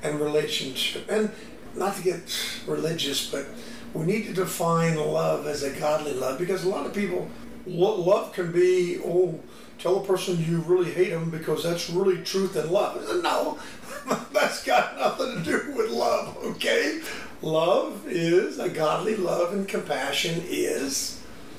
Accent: the South, United States; I grew up in the South.

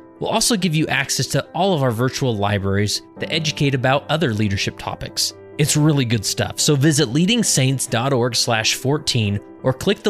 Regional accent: West Valley City, Utah, United States; now in Stansbury Park, United States; I live in Stansbury Park, Utah, which is in Tooele County. I grew up in West Valley City

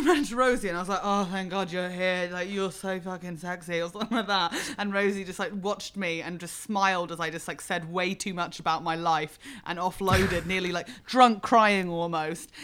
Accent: Fleet, South East England, United Kingdom; moved away as an adult; also born or lived in Berlin; I was brought up in Fleet, which is a service station on the M three.

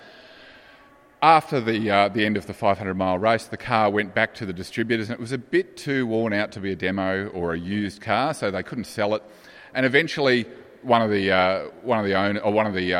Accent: Australia; these Australian eyes

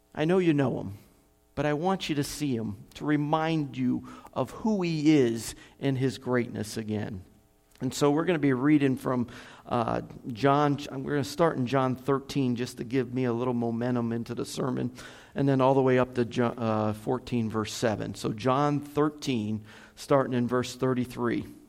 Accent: United States; moved away as an adult; now in Kherson, Ukraine; I'm an American

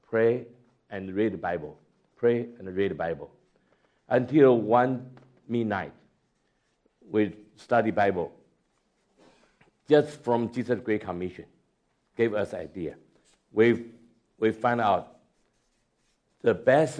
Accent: Taiwan; moved away as an adult; also born or lived in United States / China / Singapore; I was born in Taiwan, grew up from Taiwan, and then passed the Chinese church in the States

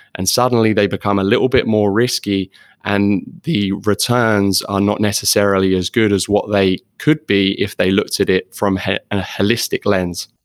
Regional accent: London, United Kingdom; moved away as an adult; now in Florida, United States; I am actually from London originally.

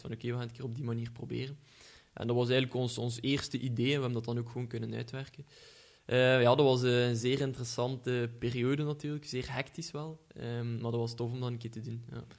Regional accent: Ghent, Flanders, Belgium; accent: Ghent; iedereen zal wel horen van, aan mijn accent dat ik van Gent ben

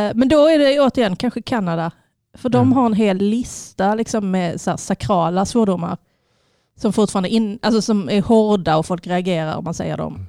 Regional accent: Sweden; Jag är född i Sverige. Mina föräldrar har velat att jag pratar fin, fin svenska, fin franska.

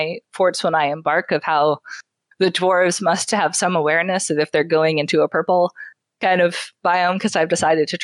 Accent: Canada; I'm from Canada

